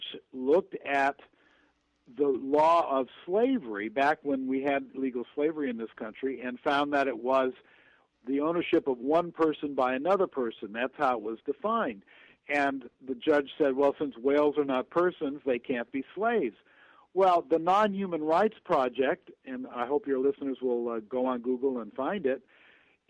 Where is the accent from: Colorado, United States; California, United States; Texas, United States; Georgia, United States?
California, United States; Los Angeles; I grew up in Los Angeles